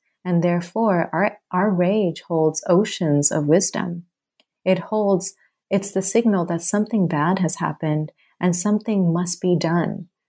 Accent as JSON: {"language": "English", "country": "Thailand", "tie": "born or raised there", "also_born_or_lived": "Bangladesh", "moved": "as an adult", "lives_now": "United States", "said": "Well, so I'm from Bangladesh and I was born there and I was raised in Thailand. And then I immigrated to the States when I was 18."}